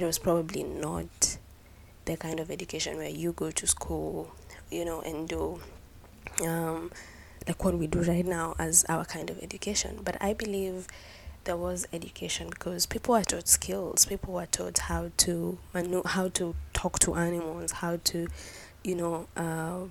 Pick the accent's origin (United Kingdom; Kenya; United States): Kenya; I am proudly Kenyan